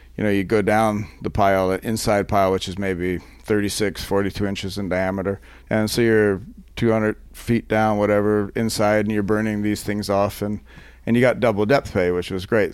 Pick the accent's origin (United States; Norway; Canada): Canada; I'm not American, by the way, I'm Canadian